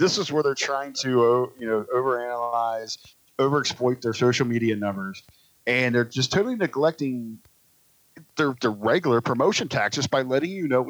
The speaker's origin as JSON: {"language": "English", "town": "Cincinnati", "region": "Ohio", "country": "United States", "tie": "born or raised there", "said": "my hometown of Cincinnati, Ohio."}